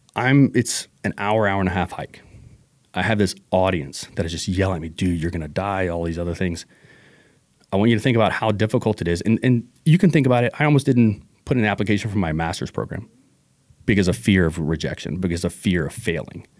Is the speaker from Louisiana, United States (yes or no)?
yes; New Orleans, Louisiana, United States; now in Washington, United States; I'm originally from New Orleans